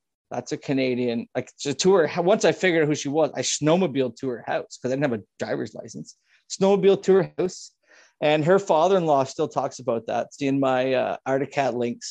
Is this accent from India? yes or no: no; Scotland, United Kingdom; I'm not going to lie. I'm Scottish.